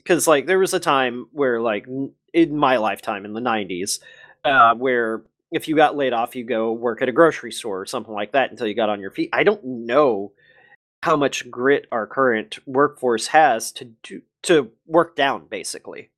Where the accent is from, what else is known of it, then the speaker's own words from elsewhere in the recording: United States; I'm American